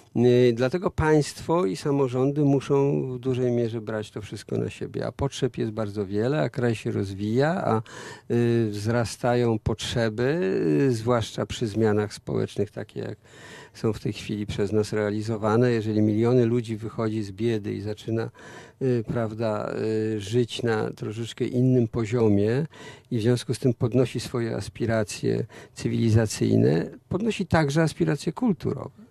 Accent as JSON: {"language": "Polish", "town": "Warsaw", "region": "Masovian Voivodeship", "country": "Poland", "said": "u nas w Warszawie"}